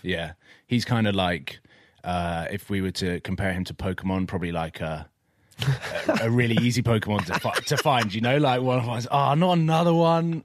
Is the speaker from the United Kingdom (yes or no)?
yes; Watford, East of England, United Kingdom; where I grew up, I grew up in Watford